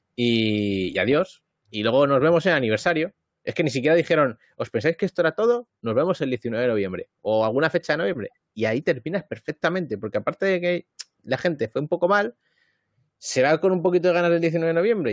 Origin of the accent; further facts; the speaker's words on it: Madrid, Community of Madrid, Spain; moved away; en Madrid, ¿no? Que es donde yo nací, donde he vivido siempre